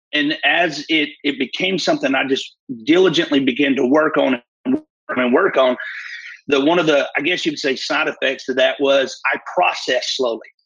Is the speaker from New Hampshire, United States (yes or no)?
no; Fort Payne, Alabama, United States; I'm from Fort Payne, Alabama, northeast corner of Alabama, real rural area